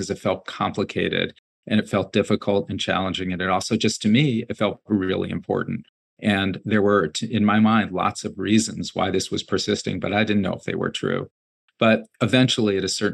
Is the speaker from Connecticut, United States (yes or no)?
yes; New Haven, Connecticut, United States; I grew up in New Haven. I grew up in a rented apartment in a two-family house with a single mom